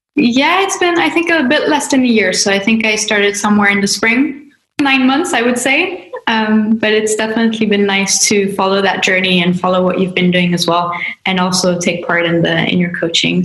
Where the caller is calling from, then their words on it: Switzerland; I am calling from Europe, from a small country called Switzerland